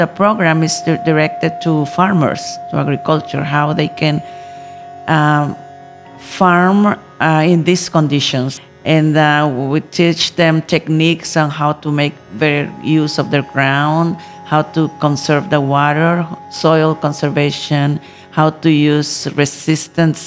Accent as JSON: {"language": "English", "country": "Nicaragua", "said": "I come from Nicaragua, country in Central America"}